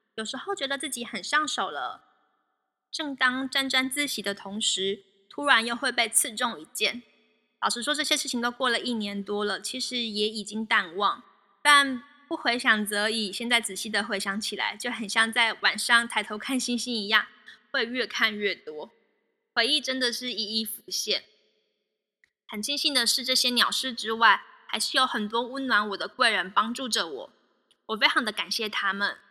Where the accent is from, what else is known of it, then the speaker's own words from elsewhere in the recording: Taiwan; moved away as an adult; also born or lived in Canada; 因为我是台湾人